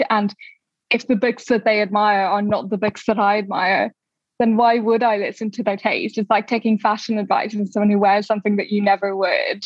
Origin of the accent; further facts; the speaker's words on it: Dublin, Leinster, Ireland; now in London, United Kingdom; I didn't grow up in London, I grew up in Dublin